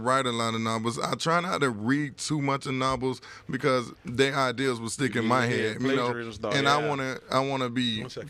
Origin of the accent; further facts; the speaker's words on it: Palm Beach, Florida, United States; also born or lived in New York; Yeah, I'm originally from Palm Beach. You know, I'm just back and forth with New York and here.